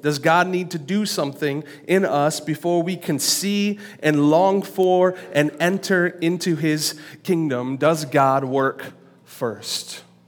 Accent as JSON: {"language": "English", "town": "Lansing", "region": "Michigan", "country": "United States", "tie": "born or raised there", "said": "I was born on April twenty-ninth, nineteen eighty-nine, at Sparrow Hospital"}